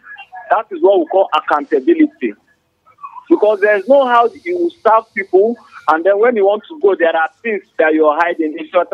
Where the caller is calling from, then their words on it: Old Bukuru Park, Plateau, Nigeria; I'm calling from Old Bukuru Park.